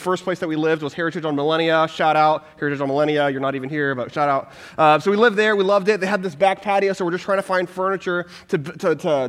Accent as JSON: {"language": "English", "region": "Texas", "country": "United States", "moved": "yes", "said": "I'm originally from Texas"}